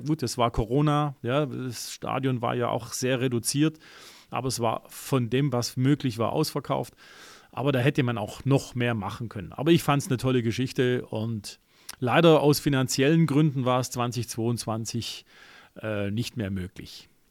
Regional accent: Germany; bei uns in Deutschland

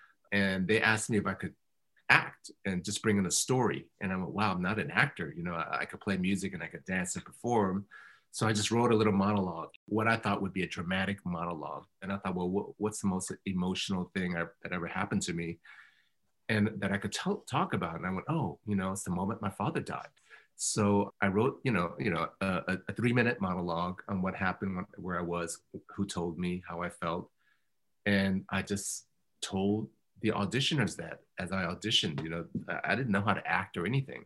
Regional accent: Oakland, California, United States; also born or lived in Berkeley, California; I was born in Oakland in 1964, and then my parents, you know, moved and bought the archetypal restaurant, Chinese restaurant, in the middle of nowhere in the 70s, late 70s. But I moved back and I graduated from Skyline High in 82

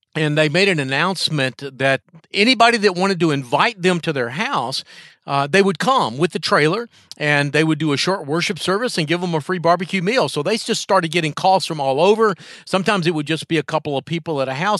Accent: North Carolina, United States; my home state of North Carolina

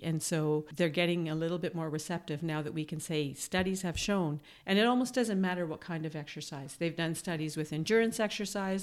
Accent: Manitoba, Canada; now in Toronto, Canada; I'm from Manitoba

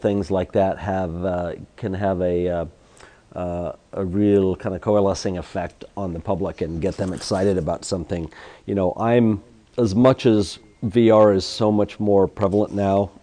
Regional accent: Seattle, Washington, United States; I grew up in Seattle

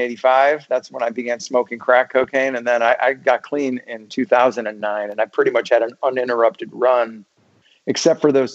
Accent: Germany; born there; I was born in Germany and my dad stayed on there after my parents got a divorce.

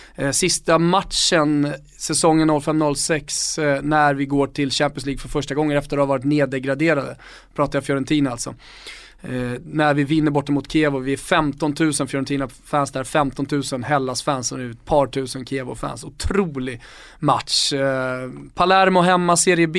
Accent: Stockholm, Stockholm County, Sweden; jag var stockholmare

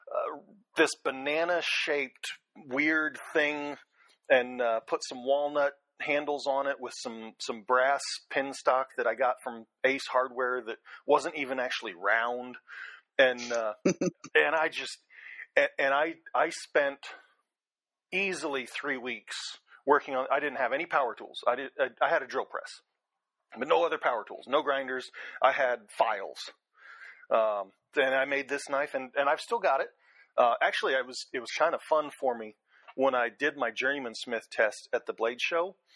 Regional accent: Virginia Beach, Virginia, United States; also born or lived in Los Angeles; Um, I actually kind of grew up all over the place. Um, when I was uh, when I was a kid, my dad uh, did a lot of uh, computing or computer consulting for the various Bell companies. Uh, so we started out in uh, Virginia Beach, Virginia, and then went out to uh, Los Angeles for a few years

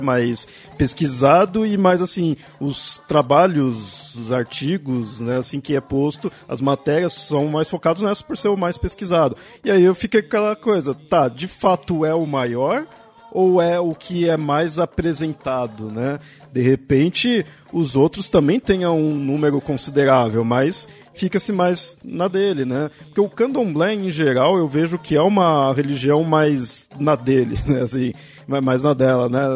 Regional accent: São Paulo, Brazil; eu sou aqui de São Paulo

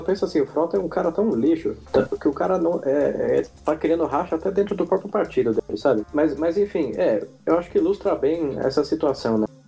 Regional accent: Brazil; como brasileiro

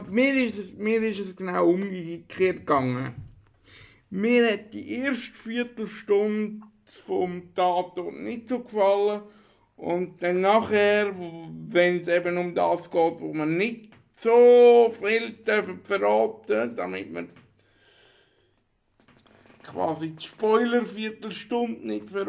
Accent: Switzerland; wie man es so macht als äh, Schweizer Regisseur.

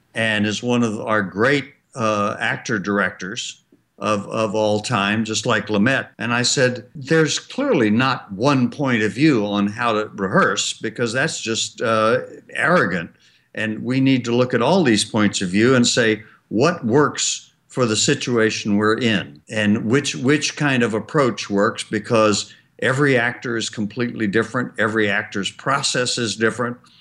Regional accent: Birmingham, Alabama, United States; I understood from growing up in Birmingham

